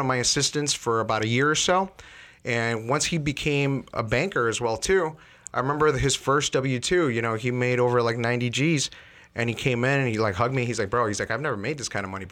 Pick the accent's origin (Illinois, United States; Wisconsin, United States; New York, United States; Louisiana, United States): Illinois, United States; Chicago; also born or lived in Elmwood Park; we grew up in Chicago